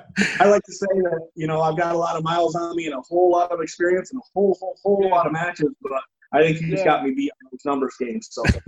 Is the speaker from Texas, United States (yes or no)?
no; Milwaukee, Wisconsin, United States; I got in his face and said, I'm from Milwaukee, and said whatever I said.